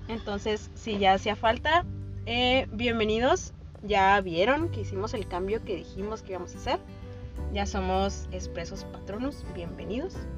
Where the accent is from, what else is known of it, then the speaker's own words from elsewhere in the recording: Mexico; somos un podcast mexicano